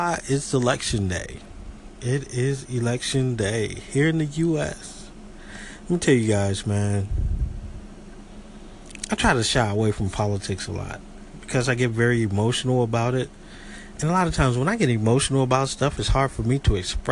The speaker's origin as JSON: {"language": "English", "country": "United States", "also_born_or_lived": "Southeast Georgia", "said": "I'm an American people, and I'm proud to be"}